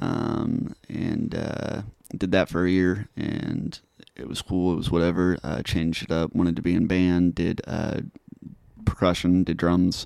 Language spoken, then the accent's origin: English; Topeka, Kansas, United States; also born or lived in Manhattan, Kansas; now in Junction City, United States; I grew up, born and raised in Topeka